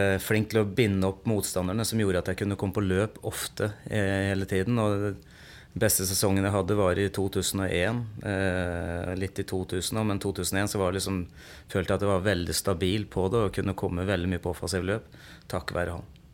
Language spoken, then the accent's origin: Norwegian; Sarpsborg, Østfold, Norway; moved away as an adult; also born or lived in Moss / Stavanger; jeg kommer eh, opprinnelig fra Sarpsborg. Eh, gikk, bodde mine ungdomsår på Yven. Jeg gikk barneskolen der.